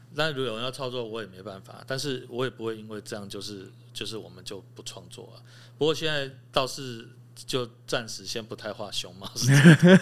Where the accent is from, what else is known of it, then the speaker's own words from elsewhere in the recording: Chiayi, Chiayi City, Taiwan; moved away; also born or lived in Taipei; 我是嘉义人，我嘉义出生